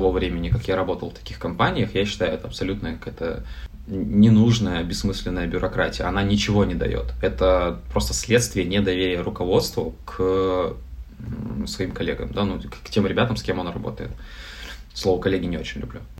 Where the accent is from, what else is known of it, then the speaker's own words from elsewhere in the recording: Novosibirsk, Novosibirsk Oblast, Russia; А мы сами из Новосибирска. Ну, я 10 лет в Новосибирске жил.